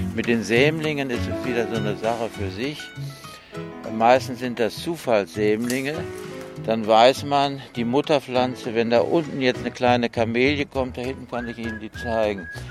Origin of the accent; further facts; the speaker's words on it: North Rhine-Westphalia, Germany; now in Leverkusen, Germany; ich komme ja aus Westfalen